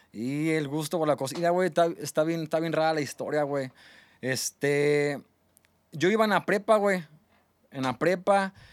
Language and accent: Spanish; Mexico; also born or lived in West Covina, California, United States; toda mi vida estuve en, en México, güey. Desde pues, bebé, güey, me trajeron desde los tres meses. O sea, soy más mexicano que, que, el, que el Chile